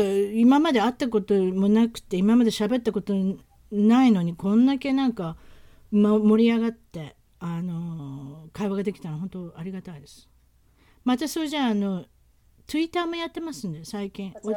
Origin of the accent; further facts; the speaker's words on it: Osaka, Japan; moved away as an adult; now in United States; 私は自身は大阪から来たので